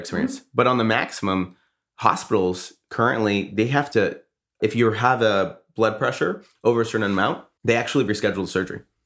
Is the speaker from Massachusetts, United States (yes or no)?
yes; Boston, Massachusetts, United States; I'm from Boston